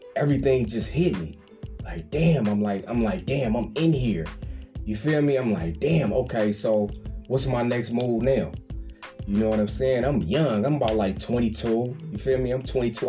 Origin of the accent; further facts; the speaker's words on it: Richmond, California, United States; I'm from Richmond, I'm from the Bay Area